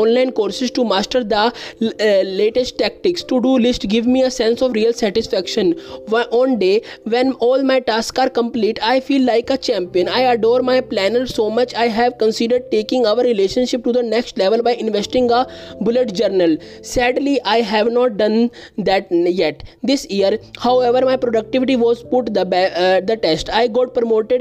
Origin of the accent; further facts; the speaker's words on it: India; I am from India